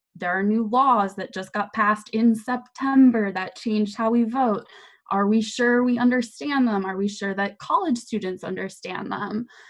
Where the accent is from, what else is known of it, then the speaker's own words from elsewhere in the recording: Manassas, Virginia, United States; I'm a native Virginian, I'm from Manassas